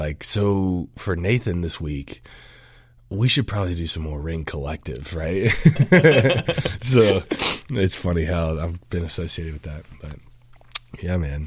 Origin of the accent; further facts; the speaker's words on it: Augusta, Georgia, United States; accent: southern; moved away as an adult; also born or lived in Macon, Georgia; now in Boise, United States; I'm originally from Augusta, Georgia, home of the Masters